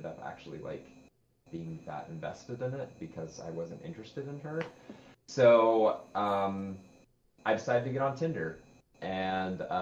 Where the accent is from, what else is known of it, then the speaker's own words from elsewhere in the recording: Utah, United States; I'm from Utah. And as many people associate with Utah, Mormons. I grew up Mormon